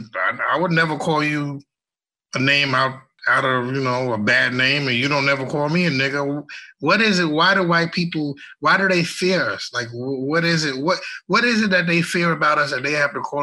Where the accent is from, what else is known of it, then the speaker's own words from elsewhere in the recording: New York City, New York, United States; I grew up in Brooklyn, New York, middle class family